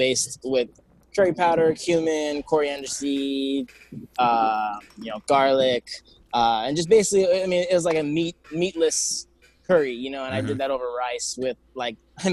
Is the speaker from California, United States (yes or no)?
yes; Downey, California, United States; now in Baldwin Park, United States; I grew up in Downey.